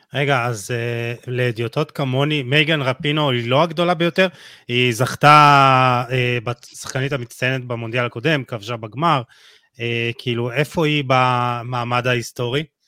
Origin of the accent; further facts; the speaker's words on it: Jerusalem, Jerusalem District, Israel; אני רואה את זה בירושלים, אני ירושלמי